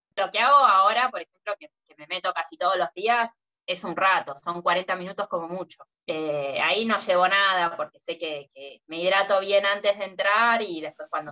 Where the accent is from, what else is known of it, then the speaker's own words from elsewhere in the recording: Mar del Plata, Buenos Aires Province, Argentina; acá en Mar de Plata nací, me crié literalmente en la playa